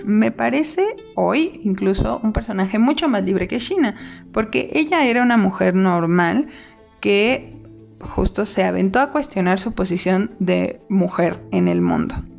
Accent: Mexico; soy una mexicana lesbiana

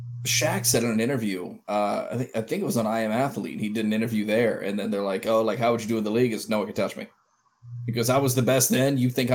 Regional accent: Jacksonville, Florida, United States; I grew up in Jacksonville, man.

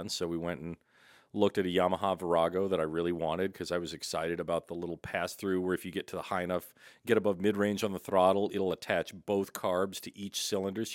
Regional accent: St. Louis, Missouri, United States; born or raised there; moved away as an adult; also born or lived in Muskogee, Oklahoma / Washington, D.C. area; now in Oregon, United States

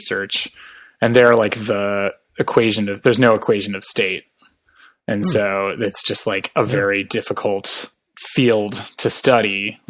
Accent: Madison, Wisconsin, United States; I grew up in Madison, Wisconsin

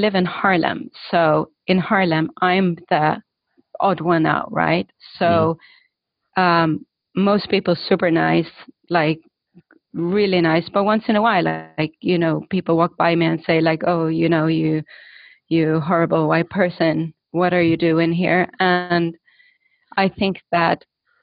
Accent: Stockholm, Stockholm County, Sweden; moved away; I grew up in Stockholm. My parents were refugees, but from Estonia.

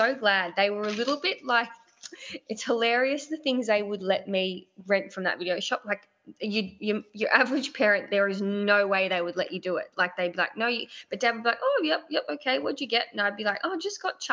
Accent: Mount Macedon, Victoria, Australia; I grew up in Mount Macedon, so that was the local town to go to for a long time to get videos.

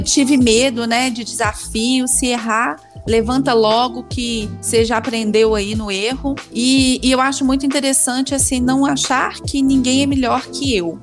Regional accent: Belo Horizonte, Minas Gerais, Brazil; now in Pedro Leopoldo, Brazil; Eu nasci em Belo Horizonte, vim para Pedro Leopoldo aos 13 anos de idade

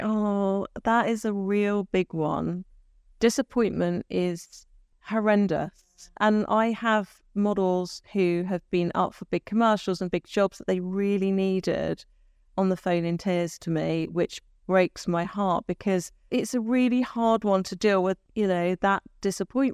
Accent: Taunton, South West England, United Kingdom; I was from Taunton.

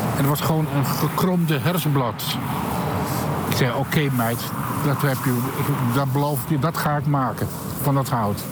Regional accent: Achterhoek, Gelderland, Netherlands; moved away as an adult; also born or lived in Utrecht; now in Amsterdam, Netherlands; ik kom oorspronkelijk uit de Achterhoek

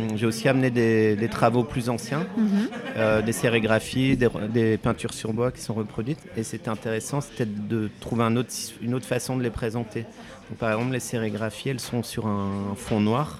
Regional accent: Vosges, Grand Est, France; moved away; j'ai grandi dans les Vosges

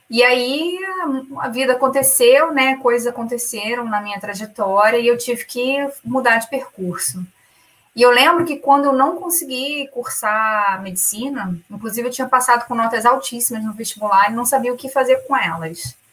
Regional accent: Rio de Janeiro, Brazil; moved away as an adult; now in Dublin, Ireland; tô, na, tô em Dublin, na Irlanda. É, tô aqui há quatro anos e meio. Originalmente eu sou do Rio, do Rio de Janeiro.

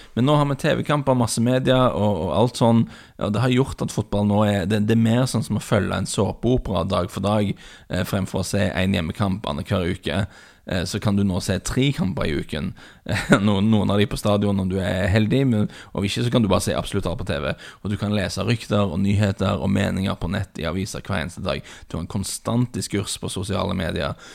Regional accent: Bryne, Rogaland, Norway; min, min, bakgrunn, for dere som ikke er klar over det, er at jeg vokste opp på Bryne.

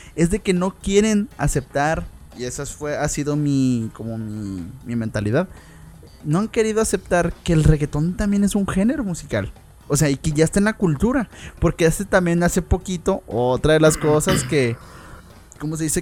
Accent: Mexico; los mexicanos que somos

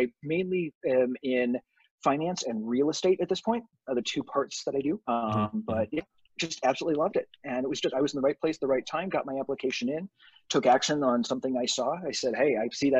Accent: Buffalo, New York, United States; moved away as an adult; also born or lived in Toronto / Cleveland; I'm originally from Buffalo, New York, lived in Toronto

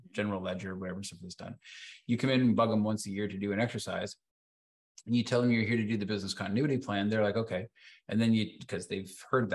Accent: Canada; I'm Canadian

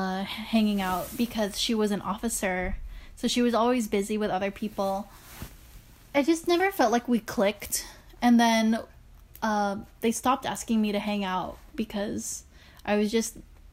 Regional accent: Philippines; Well, I am Filipino.

